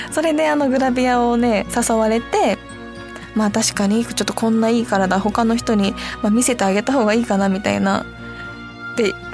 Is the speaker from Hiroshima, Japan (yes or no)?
yes; Hiroshima, Japan; 広島出身なんでカープファンですはい続いて芸能人になったきっかけはこれはあの地元の広島で普通に平凡に暮らしてる時に